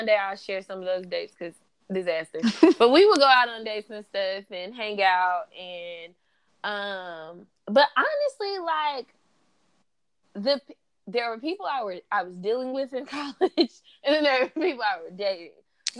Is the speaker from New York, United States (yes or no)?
no; Arkansas, United States; First, I am from Arkansas.